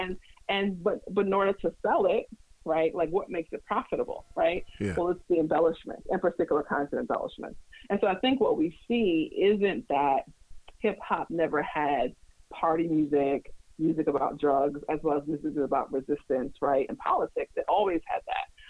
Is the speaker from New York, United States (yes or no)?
yes; New York City, New York, United States; I'm also from Brooklyn